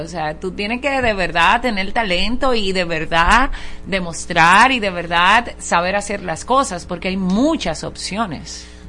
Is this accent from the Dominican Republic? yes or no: yes; Dominican Republic; me siento dominicana